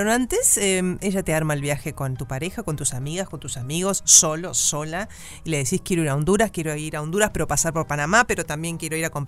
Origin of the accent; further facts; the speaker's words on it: Basque Country, Spain; A mí me picó y yo seguí porque soy vasca.